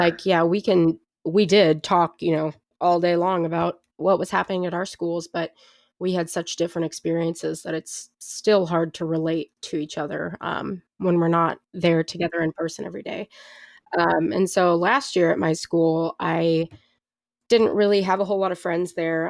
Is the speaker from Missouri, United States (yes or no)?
yes; St. Louis, Missouri, United States; also born or lived in Jefferson City; I grew up in Saint Louis, but I'm at a school near Jefferson City